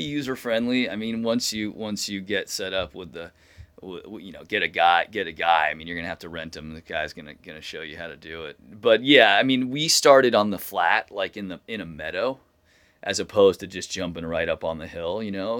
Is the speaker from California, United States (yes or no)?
yes; Corte Madera, California, United States; my hometown here, Cordomadera, California, right down the road from where I live